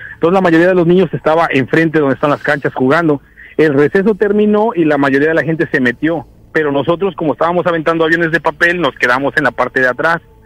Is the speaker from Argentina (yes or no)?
no; Guerrero, Mexico; now in Seattle, United States; en mi pueblo se festeja una, una feria